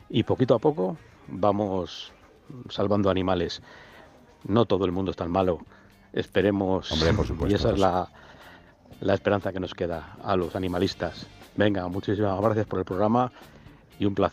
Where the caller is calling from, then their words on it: Segovia, Castile and León, Spain; de Segovia.